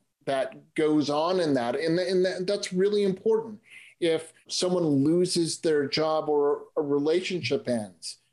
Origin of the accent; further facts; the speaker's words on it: Boston, Massachusetts, United States; moved away as an adult; also born or lived in San Francisco, California; now in Clayton, California, United States; I grew up in the Boston area